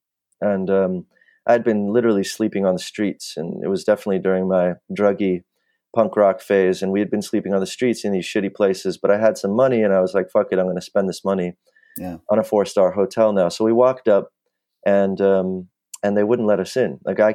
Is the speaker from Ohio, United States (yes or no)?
no; Los Angeles, California, United States; So I grew up in the Valley in Los Angeles. Sort of middle class, upper middle class, all the benefits of that, being white and a male and upper middle class.